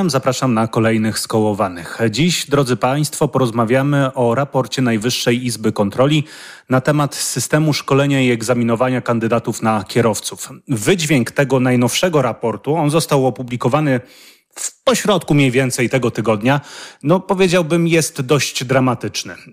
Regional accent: Subcarpathian Voivodeship, Poland; Jesteśmy studentami z Podkarpacia i chcieliśmy tutaj zagłosować.

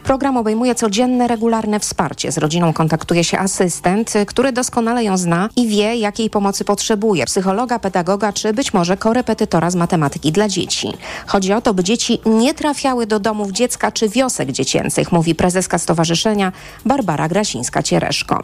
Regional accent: Zagłębie Dąbrowskie, Silesian Voivodeship, Poland; ja jestem z Zagłębia

